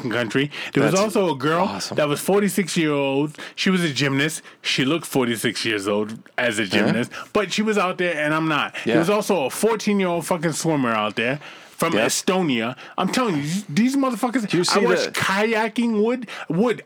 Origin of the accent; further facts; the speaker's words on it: Boston, Massachusetts, United States; moved away; I'm a kid from Boston. When I moved out here